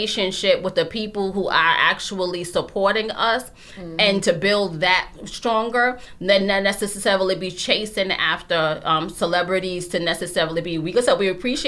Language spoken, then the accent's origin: English; New York City, New York, United States; we're from Harlem